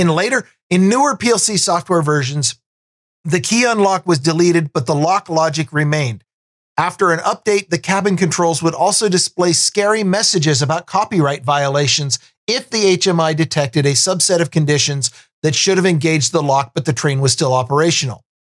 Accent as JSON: {"language": "English", "town": "Vancouver", "region": "Washington", "country": "United States", "tie": "born or raised there", "said": "I grew up out in Vancouver, Washington, which is the, the south end"}